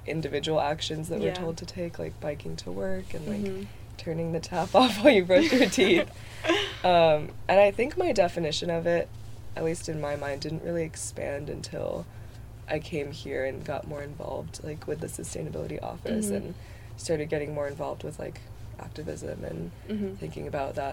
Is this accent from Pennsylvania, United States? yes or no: no; Bellevue, Washington, United States; moved away as an adult; I am from Bellevue, Washington, which is a little outside of Seattle.